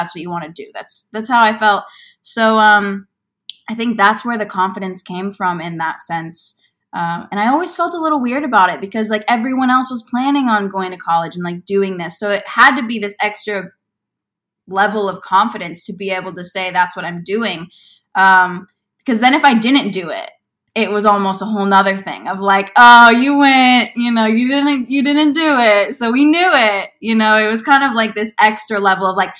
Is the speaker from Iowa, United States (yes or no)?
yes; Bettendorf, Iowa, United States; moved away as an adult; also born or lived in Indianola, Iowa / Des Moines area, Iowa; now in Los Angeles, United States; I am originally from Iowa. I grew up in the Quad City area for most of my life and then moved to the Des Moines area for high school.